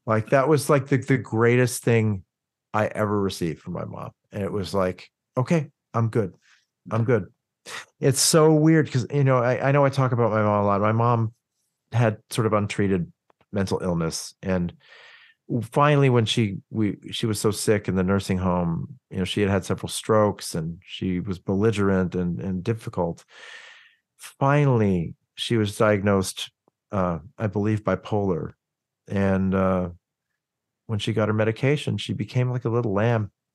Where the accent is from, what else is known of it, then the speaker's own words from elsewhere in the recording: Oklahoma City, Oklahoma, United States; growing up in Oklahoma City